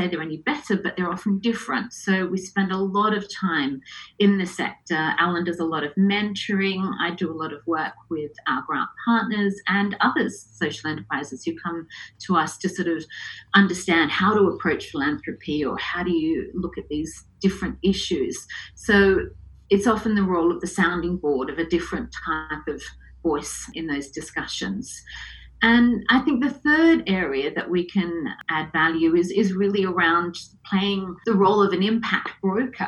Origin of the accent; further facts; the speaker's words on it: Adelaide, South Australia, Australia; moved away as an adult; also born or lived in Hong Kong / London; I was brought up in Adelaide fairly conventionally